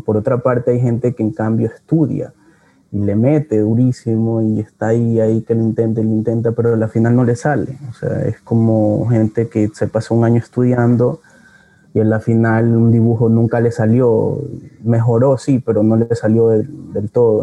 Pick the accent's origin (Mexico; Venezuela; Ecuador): Ecuador; Guayaquil, Guayas; yo nací y, crecí en Cristo del Consuelo